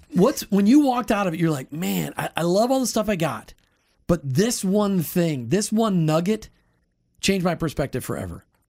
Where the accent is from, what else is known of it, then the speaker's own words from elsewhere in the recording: Minnesota, United States; now in Florida, United States; I grew up in Minnesota, still can't say aunt